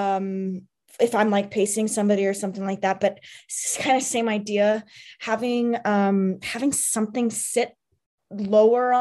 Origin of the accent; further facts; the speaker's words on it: Southwest, United States; I'm from the desert, I'm from the Southwest